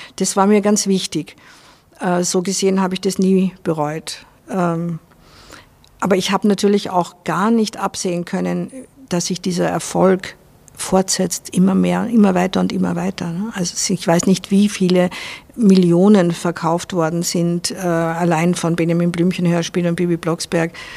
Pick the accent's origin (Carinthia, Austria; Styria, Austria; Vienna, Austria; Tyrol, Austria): Vienna, Austria; moved away as an adult; also born or lived in Salzburg; now in Spain; Ich bin halt in Wien aufgewachsen